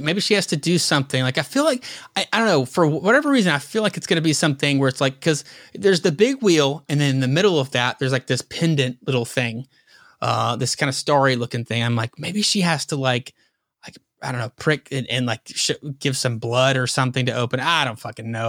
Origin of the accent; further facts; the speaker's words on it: the South, United States; being a Southerner like me